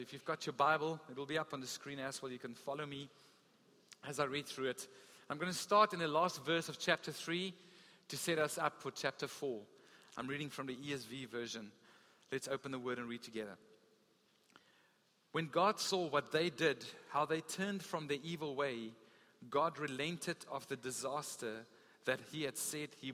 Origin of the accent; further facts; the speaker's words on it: Gauteng, South Africa; also born or lived in Free State; now in Western Cape, South Africa; I grew up in Gauteng